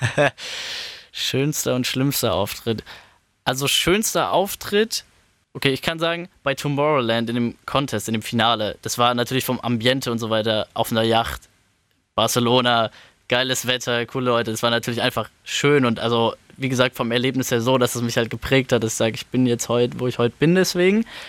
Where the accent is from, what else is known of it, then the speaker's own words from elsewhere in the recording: Frankfurt am Main, Hesse, Germany; ich bin aufgewachsen in Frankfurt am Main, äh, Stadtteil Bergen-Enkheim, da wohne ich jetzt immer noch